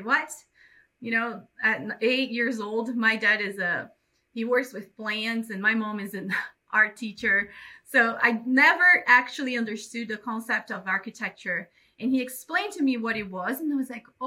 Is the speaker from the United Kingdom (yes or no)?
no; Belém, Pará, Brazil; English is a second language; moved away as an adult; also born or lived in São Paulo, Brazil / Modesto, United States; now in Los Angeles, United States; I'm from Brazil, from the north part of Brazil, in a town called Belém